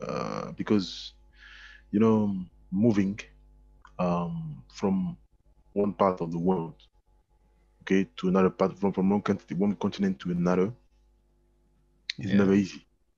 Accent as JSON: {"language": "English", "country": "Côte d’Ivoire", "lives_now": "France", "said": "Ivory Coast."}